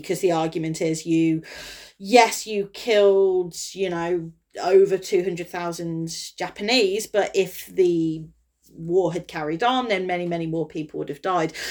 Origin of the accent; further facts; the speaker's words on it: Kidderminster, West Midlands, United Kingdom; my hometown